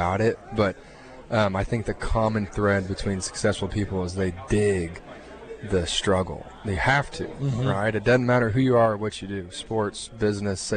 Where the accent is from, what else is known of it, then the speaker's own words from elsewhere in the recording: Texas, United States; I'm a first-generation Texan